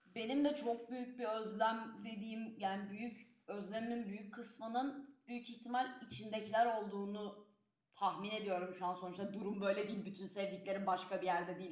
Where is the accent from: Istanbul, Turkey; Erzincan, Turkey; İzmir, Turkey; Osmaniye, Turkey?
Istanbul, Turkey; moved away as an adult; now in Leiden, Netherlands; İstanbul'da büyüdüm ve bu benim bir parçam olarak kalacak.